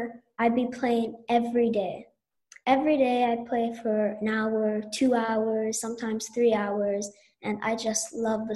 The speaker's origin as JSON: {"language": "English", "town": "Vancouver", "region": "British Columbia", "country": "Canada", "tie": "born or raised there", "said": "I'm 10 years old and I was born in Vancouver"}